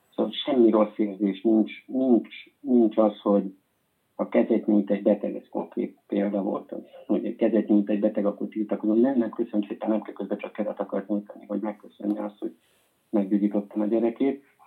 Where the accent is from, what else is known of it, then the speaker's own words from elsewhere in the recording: Hungary; moved away as an adult; now in Spain; magyarok vagyunk